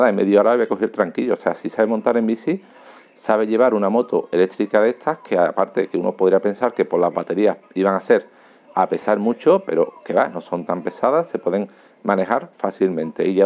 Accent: Seville, Andalusia, Spain; born there; now in Alcalá de Guadaíra, Spain; Eh, vivo en Alcalá de Guadaira, pero trabajo en Sevilla, ¿vale? Y nací en Sevilla.

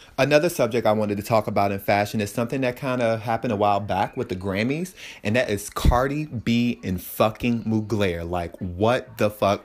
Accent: Richmond, Virginia, United States; moved away as an adult; now in Santa Ana, United States; I am from Richmond, Virginia, and I moved to Santa Ana, California.

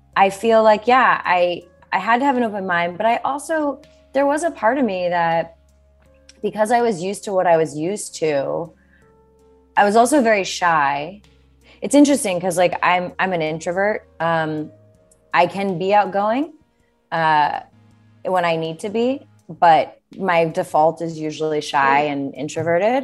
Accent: Bethlehem, Pennsylvania, United States; moved away as an adult; also born or lived in New York City; I grew up in Bethlehem, Pennsylvania, which is like an hour and 20 minutes outside of New York City.

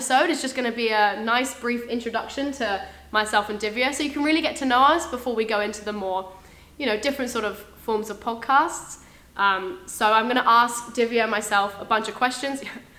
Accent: England, United Kingdom; accent: English; now in Auckland, New Zealand; I'm from Auckland, but I was born in England, as you can probably guess from my really obnoxious and loud voice.

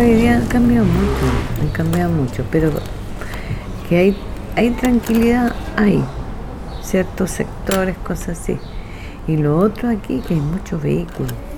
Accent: Rapa Nui, Valparaíso, Chile; first language Rapa Nui; Spanish is a second language; Yo soy nativa de acá, de Rapa Nui.

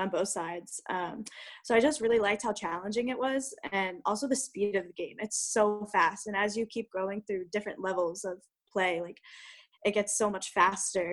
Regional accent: Lititz, Pennsylvania, United States; Pennsylvania Dutch. So I'm from Lititt, so it's a little more in the outskirts, like Ephrata area.

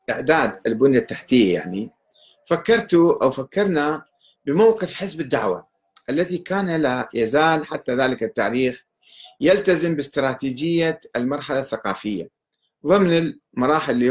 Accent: Iraq; اذا راح نقول احنا عراقيين ما راح يتعاملوا معنا او راح يسلمونا للعراق

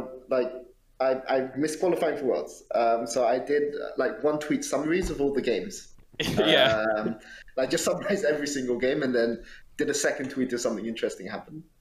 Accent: United Kingdom; cold and raining for the entire time that I've been here, um, which is a good thing for me as a Brit.

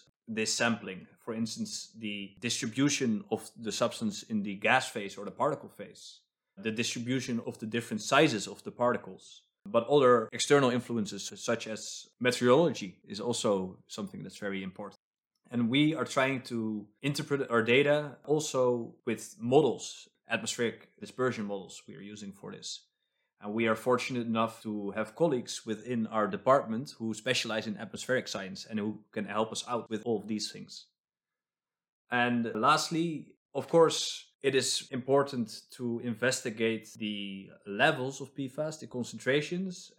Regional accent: Amsterdam, North Holland, Netherlands; now in Stockholm, Sweden; I come from Amsterdam

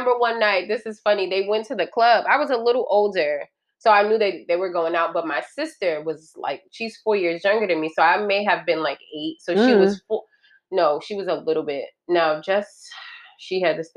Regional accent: California, United States; moved away; growing up in California

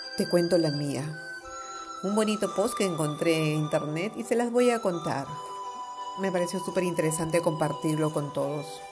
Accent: Palma, Balearic Islands, Spain; also born or lived in Bray, Ireland; De nuevo en mi ciudad natal

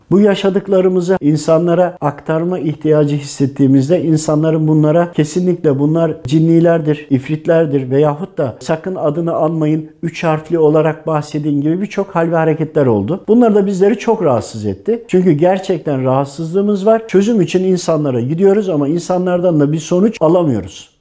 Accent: Tokat, Turkey; now in Istanbul, Turkey; Tokat doğumluyum. İstanbul'da yaşıyorum.

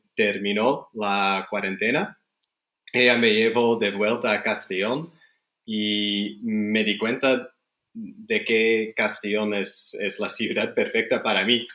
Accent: Canada; Spanish is a second language; also born or lived in Chile / Belgium; now in Spain; crecí en Canadá

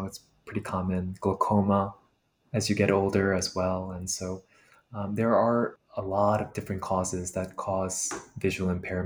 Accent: New York City, New York, United States; I know when I grew up here in the States, I actually was kind of fortunate to grow up where there was a very large AAPI community in my high school in Queens, New York

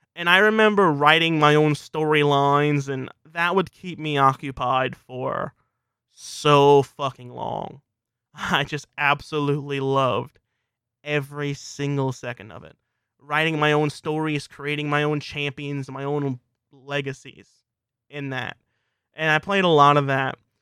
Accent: South Louisiana, United States; I'm from South Louisiana

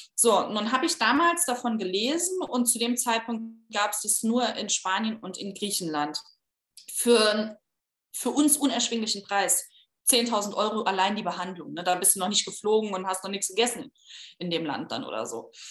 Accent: Saarbrücken, Saarland, Germany; also born or lived in Berlin; Ich komme aus äh, Saarbrücken, habe eine Zeit lang in Berlin gewohnt, bin dann äh, ins Saarland wieder zurückgezogen

